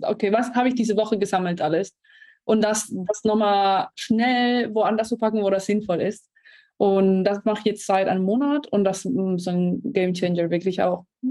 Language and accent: German; Spain; German is a second language; moved away; ich bin Spanierin, nicht Deutsch, deswegen noch äh, ein kleiner Akzent da.